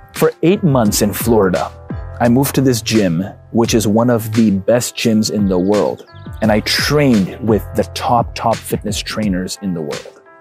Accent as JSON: {"language": "English", "town": "Karachi", "region": "Sindh", "country": "Pakistan", "tie": "born or raised there", "moved": "yes", "lives_now": "Dallas, United States"}